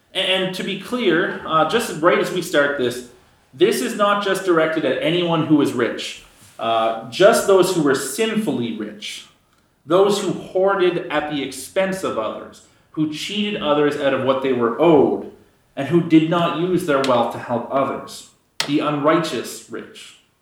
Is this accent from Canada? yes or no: yes; Canada; giving up being a Canadian